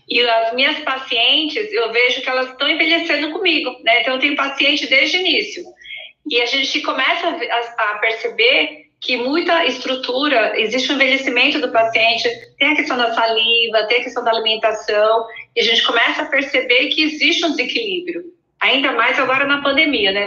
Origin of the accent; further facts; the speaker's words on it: Mogi das Cruzes, São Paulo, Brazil; eu sou de Mogi das Cruzes, é, lá, coladinha São Paulo